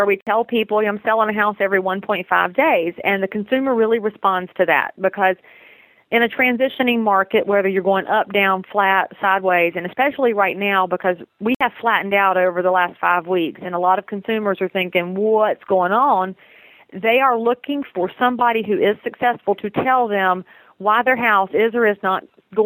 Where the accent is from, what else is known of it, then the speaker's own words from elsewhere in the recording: Southern, United States; accent: Southern; my Southern accent